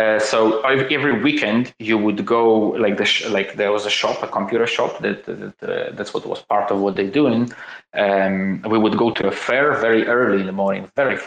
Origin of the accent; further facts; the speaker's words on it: Crimea, Ukraine; I was born in 1986 in Crimea, on the verge of the breakdown of the USSR, in a very, very, very poor family